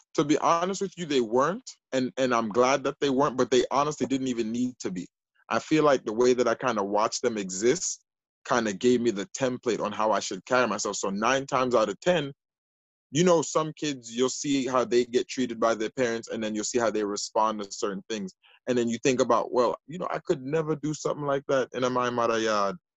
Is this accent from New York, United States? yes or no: yes; New York City, New York, United States; also born or lived in Jamaica (parents' origin); the Northeast Bronx, where I live now in the 12th district